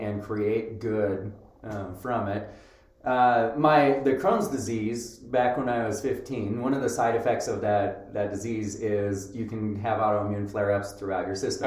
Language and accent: English; Roy, Utah, United States; moved away as an adult; also born or lived in North Carolina / Seattle, Washington / Idaho; now in Rexburg, United States; I grew up here in in Utah